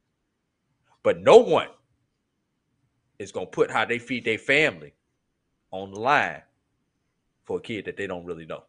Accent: St. Louis, Missouri, United States; moved away; also born or lived in Tallahassee, Florida / Tuskegee, Alabama; I grew up in St. Louis and there was certain words, certain language that was used up there

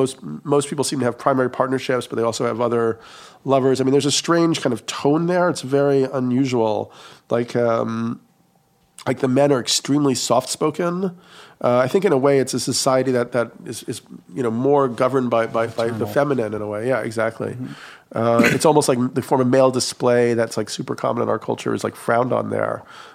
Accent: New York, United States; I grew up in New York and going to the East Village and bars on the weekend

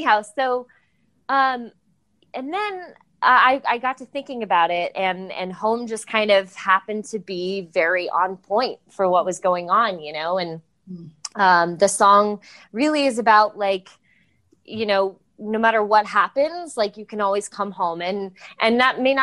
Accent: Los Angeles, California, United States; I grew up in LA, so I have a lot of random, you know, most people I know are in the industry in some way, just kind of a byproduct of growing up in Los Angeles

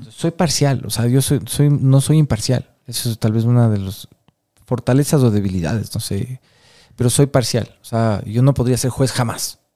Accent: Quito, Pichincha, Ecuador; como quiteño

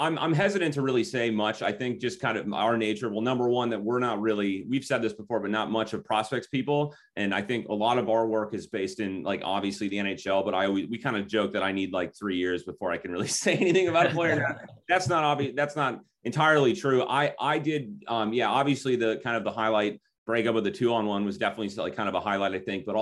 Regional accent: Minneapolis, Minnesota, United States; we're from Minnesota, I live in Minneapolis, grew up in, you know, in the high school system here

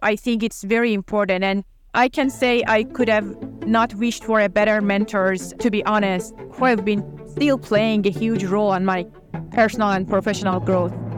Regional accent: Tehran, Tehran Province, Iran; English is a second language; moved away as an adult; also born or lived in Los Angeles, United States; now in United States; I was born and raised in Tehran, and I went to medical school over there

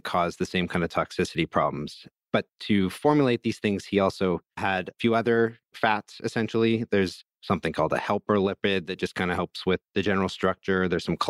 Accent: Vancouver, British Columbia, Canada; my hometown of Vancouver

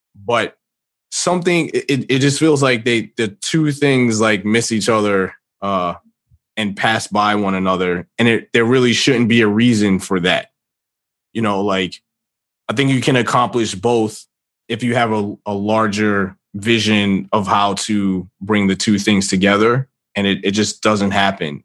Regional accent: New York City, New York, United States; I grew up in New York. I'm from the Bronx

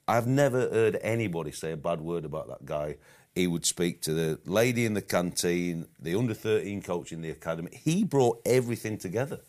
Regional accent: United Kingdom; we as English and British managers, coaches

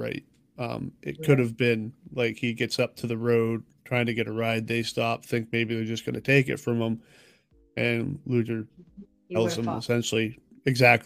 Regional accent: Maine, United States; we're from Maine because we measure distance and time and not miles

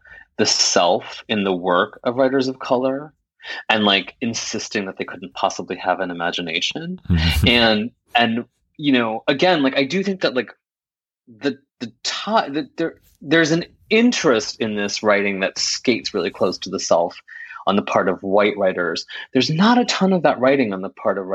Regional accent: United States; my parents came to this country in 1972, and I'm one of four children. We were all born in this country.

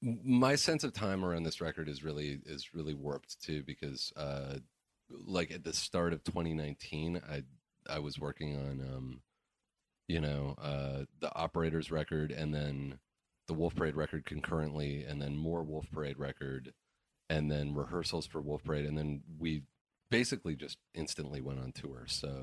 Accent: Vancouver Island, British Columbia, Canada; I grew up on Vancouver Island and, like you, you know, spent most of my time in the woods and wanted records.

